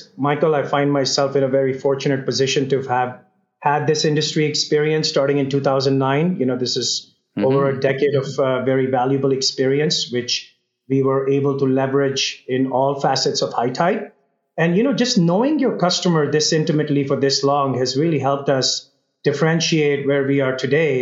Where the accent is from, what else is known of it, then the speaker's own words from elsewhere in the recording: Mumbai, Maharashtra, India; now in Calgary, Canada; I grew up in Mumbai in a middle-class family